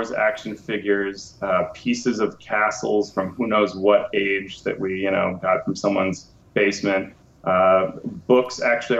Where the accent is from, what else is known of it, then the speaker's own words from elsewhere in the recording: Cali, Valle del Cauca, Colombia; moved away; also born or lived in United States; when I was 2 years old, I moved to Cali, Colombia. And in Colombia, I went to school